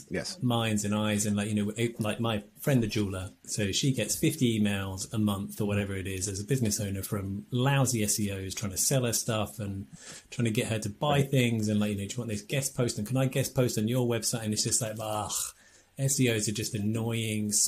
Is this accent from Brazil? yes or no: no; England, United Kingdom; we're English